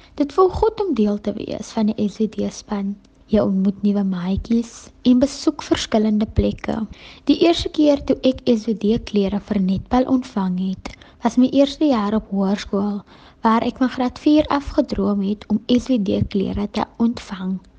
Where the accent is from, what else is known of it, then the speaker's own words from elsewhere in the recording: South Africa; ek is van Kranzloek afkomstig